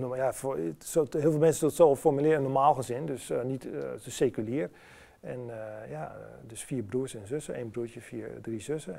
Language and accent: Dutch; Enschede, Overijssel, Netherlands; moved away as an adult; geboren en getogen, blijft natuurlijk altijd je, je geboortestad